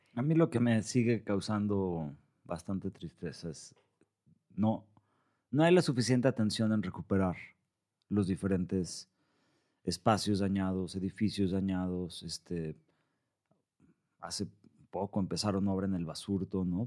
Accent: Mexico; soy el único mexicano

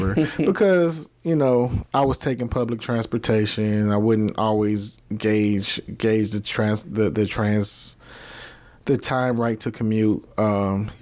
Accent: Robbins, Illinois, United States; I'm from Robbins. I always represent where I'm from.

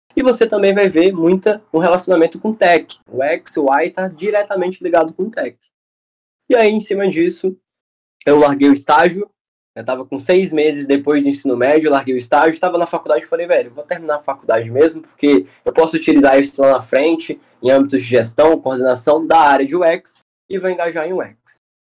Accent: Fortaleza, Ceará, Brazil; sou de Fortaleza, Ceará

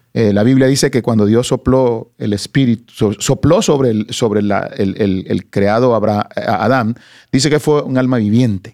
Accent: Soyapango, San Salvador, El Salvador; moved away; una ciudad que se llama Soyapango Hills

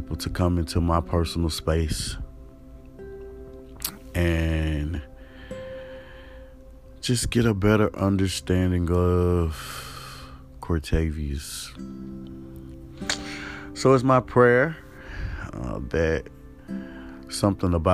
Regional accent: East Point, Georgia, United States; Born September the 7th, 1984. To Pam and William. In Atlanta, Georgia. ATL, shouty. Right in East Point, Georgia.

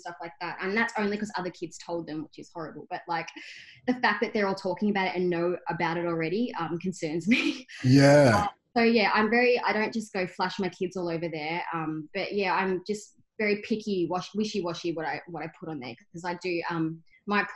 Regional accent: Albury-Wodonga, Australia; moved away as an adult; also born or lived in Myrtleford, Victoria; now in Geelong, Australia; I'm a country girl. I actually grew up in Albury-Wodonga. I was born in Myrtleford

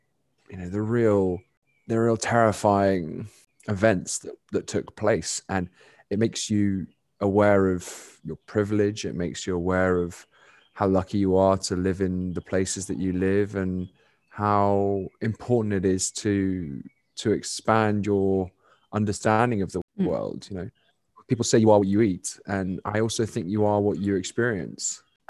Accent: London, United Kingdom; because it's so alien to, you know, the privileged bubble that I grew up in London, England.

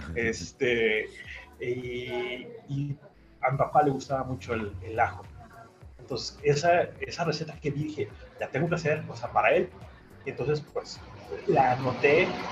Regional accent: Mexico City, Mexico; moved away as an adult; now in Guadalajara, Mexico; Yo nací en Ciudad de México y hace unos 20 años que me mudé a Guadalajara, que es donde ahora vivo

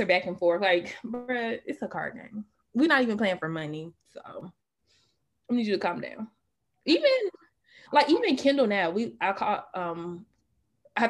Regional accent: Atlanta area, Georgia, United States

